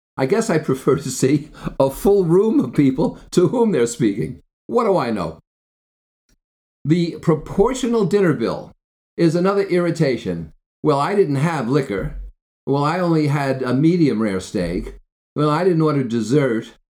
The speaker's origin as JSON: {"language": "English", "region": "New Jersey", "country": "United States", "tie": "born or raised there", "said": "I grew up in Jersey"}